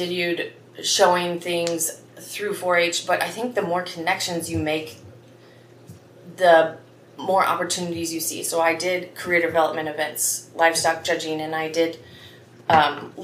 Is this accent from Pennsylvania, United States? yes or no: no; Highway 1 between Kalona and Iowa City, United States; now in West Branch, United States; my parents live still in the house I grew up in on Highway 1. It's about halfway between Kelowna and Iowa City